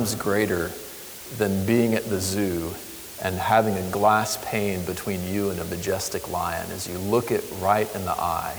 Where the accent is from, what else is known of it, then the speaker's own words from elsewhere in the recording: Florida, United States; I grew up in Florida in hurricane land